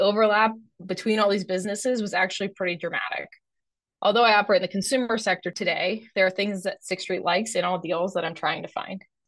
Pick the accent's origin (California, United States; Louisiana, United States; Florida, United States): Florida, United States; Fort Lauderdale; moved away; my hometown in Fort Lauderdale